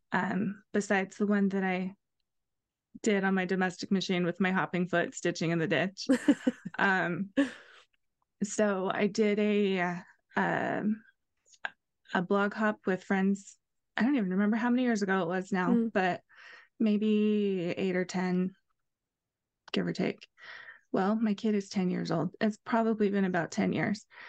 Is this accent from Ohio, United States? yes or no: yes; Ohio, United States; now in Utah, United States; I grew up in Ohio, and I live in Utah now